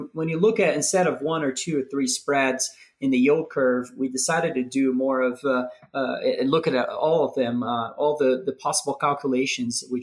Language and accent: English; Brazil; moved away as an adult; now in Denver, United States; I was born and raised in Brazil. I moved to the U.S. maybe 10 years or so ago to play tennis in college